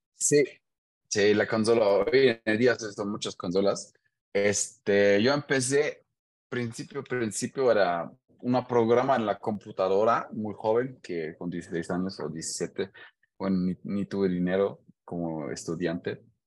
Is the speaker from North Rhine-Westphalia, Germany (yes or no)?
no; Hanover, Lower Saxony, Germany; Spanish is a second language; moved away as an adult; now in Querétaro, Mexico; soy de Hannover, en Alemania, y tengo ya seis años viviendo en Querétaro, México.